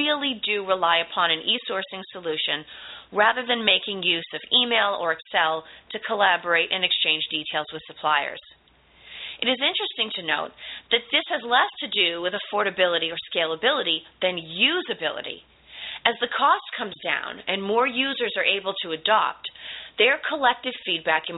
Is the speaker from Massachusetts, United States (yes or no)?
yes; Boston, Massachusetts, United States; I'm from the Boston area, which means I am also a native fast speaker